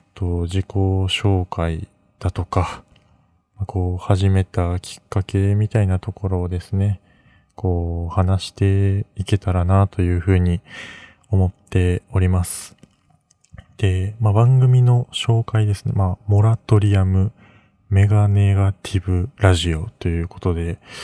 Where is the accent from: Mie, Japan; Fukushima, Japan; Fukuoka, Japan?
Mie, Japan; moved away as an adult; now in Tokyo, Japan; 出身は三重県